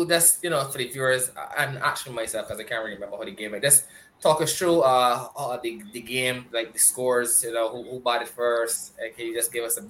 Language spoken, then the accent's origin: English; Yorkshire and the Humber, United Kingdom; I am a Yorkshireman, but I'm just saying, you know, it's Akeem Nero as a skipper.